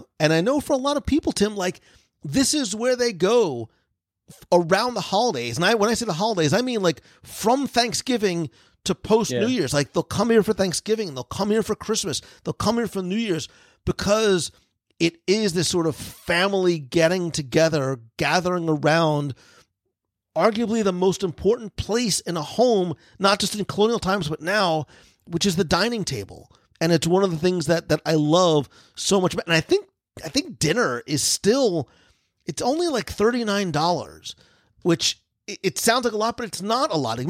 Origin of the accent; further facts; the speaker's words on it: New Jersey, United States; as a kid growing up in New Jersey